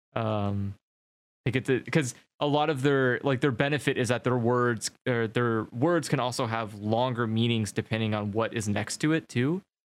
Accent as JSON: {"language": "English", "country": "United States", "said": "I'm American"}